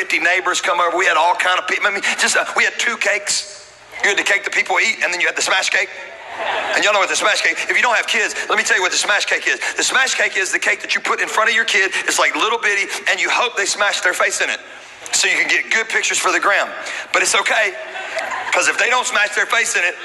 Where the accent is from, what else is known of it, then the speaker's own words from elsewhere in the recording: Louisiana, United States; I'm from Louisiana